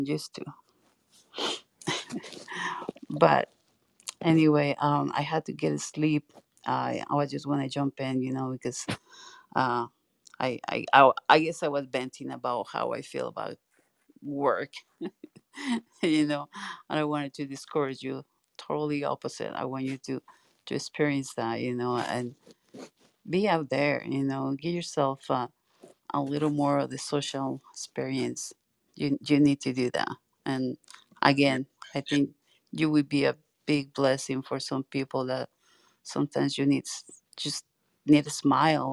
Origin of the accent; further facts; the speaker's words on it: Mexico City, Mexico; also born or lived in Utah; now in Washington, United States; I'm from Mexico City